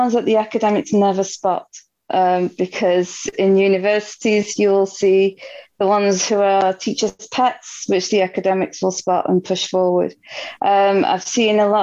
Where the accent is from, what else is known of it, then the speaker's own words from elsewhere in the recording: Manchester, North West England, United Kingdom; I'm from Manchester, England.